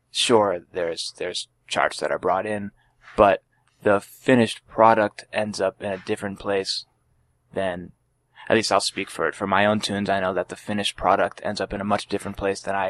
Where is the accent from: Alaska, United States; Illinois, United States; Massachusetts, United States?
Massachusetts, United States; Boylston; that's the town that I grew up in is Boylston